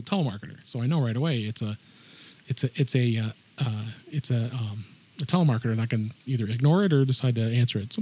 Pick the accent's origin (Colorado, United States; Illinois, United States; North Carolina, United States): Illinois, United States; Chicago; here in my hometown, Chicago